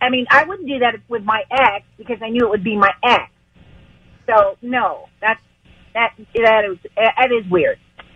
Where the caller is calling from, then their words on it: Santa Monica, California, United States; from Santa Monica.